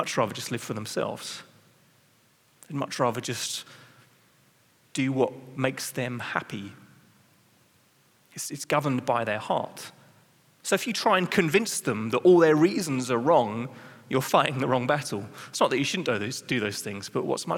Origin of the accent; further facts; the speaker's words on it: England, United Kingdom; I'm English, so in England, you're trained how to be polite